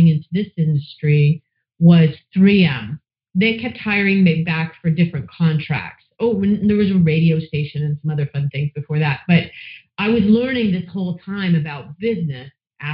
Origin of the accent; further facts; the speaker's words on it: London, Ontario, Canada; moved away as an adult; also born or lived in Australia / Banff, Alberta; I actually was born in London, Ontario, and I've come full circle. I've lived all over the place, and then I landed back here